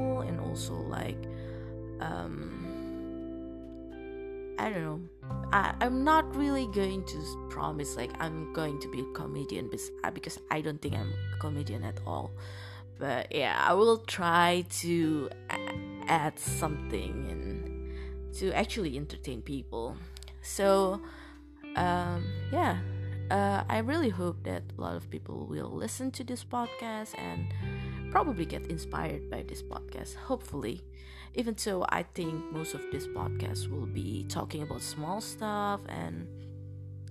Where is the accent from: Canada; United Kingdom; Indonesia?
Indonesia; English is a second language